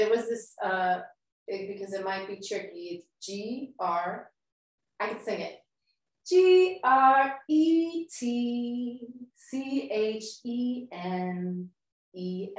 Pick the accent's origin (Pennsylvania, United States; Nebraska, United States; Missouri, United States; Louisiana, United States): Pennsylvania, United States; Delco; also born or lived in Boston / overseas; now in Philadelphia, United States; I grew up in Delco, moved away, moved around, moved overseas, had lots of different experiences, came back to Philly.